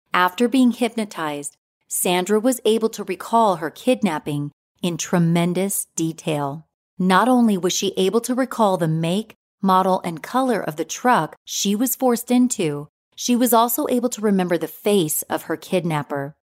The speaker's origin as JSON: {"language": "English", "area": "Inland Empire", "region": "Southern California", "country": "United States", "said": "I'm from the Inland Empire area in Southern California"}